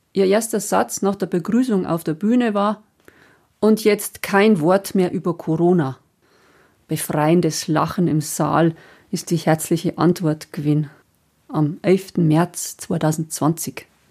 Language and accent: German; Passau area, Lower Bavaria, Germany; moved away; meiner alten Heimat